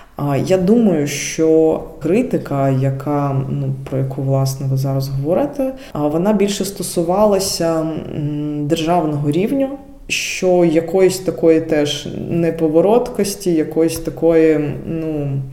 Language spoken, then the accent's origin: Ukrainian; Dnipro, Dnipropetrovsk Oblast, Ukraine; moved away as an adult; now in Germany; я з Дніпра, і цей регіон він був більш російськомовним.